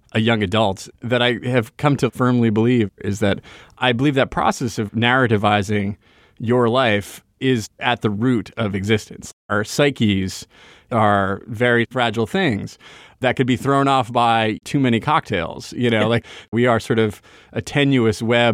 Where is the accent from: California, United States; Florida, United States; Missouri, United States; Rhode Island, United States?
Rhode Island, United States; moved away; having grown up in this place